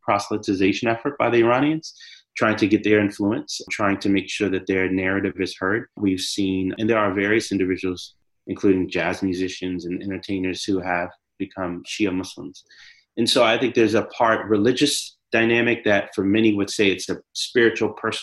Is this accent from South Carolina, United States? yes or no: yes; Charleston, South Carolina, United States; came through Charleston, South Carolina, my hometown